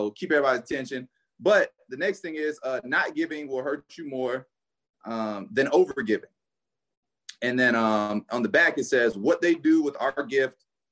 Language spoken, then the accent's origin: English; Gainesville, Florida, United States; I'm from Gainesville